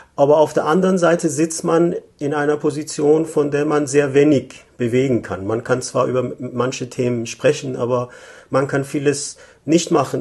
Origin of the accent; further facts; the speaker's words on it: Tehran, Tehran Province, Iran; moved away as an adult; also born or lived in Germany; now in Vienna, Austria; Ich komme ursprünglich aus dem Iran, war 1967 in Teheran geboren, habe in den 80er Jahren in Deutschland studiert, dann wieder im Iran gearbeitet und seit 2011 lebe ich in Wien